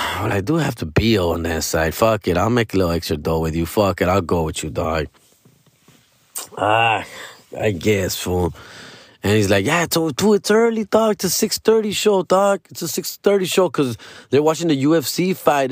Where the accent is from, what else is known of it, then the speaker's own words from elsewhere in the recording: Los Angeles, California, United States; I'm from Los Angeles